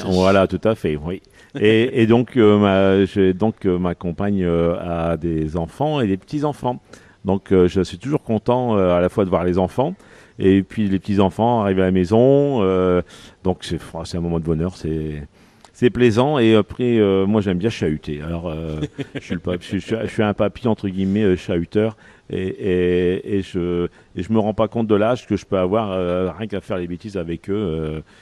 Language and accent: French; Picardy, Hauts-de-France, France; je suis de la Picardie